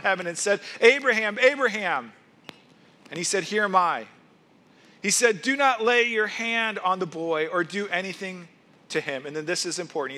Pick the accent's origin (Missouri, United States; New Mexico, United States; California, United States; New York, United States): Missouri, United States; moved away as an adult; I grew up in Missouri